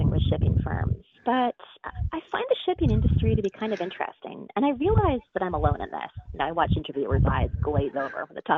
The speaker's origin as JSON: {"language": "English", "area": "Denman Island", "region": "British Columbia", "country": "Canada", "tie": "born or raised there", "also_born_or_lived": "Toronto / Montreal", "moved": "as an adult", "lives_now": "New York City, United States", "said": "left Denman Island at 18 to go to school in Toronto"}